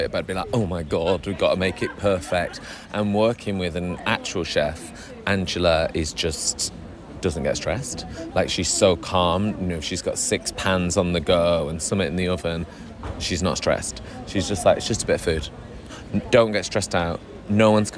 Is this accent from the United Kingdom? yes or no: yes; Manchester, North West England, United Kingdom; from Manchester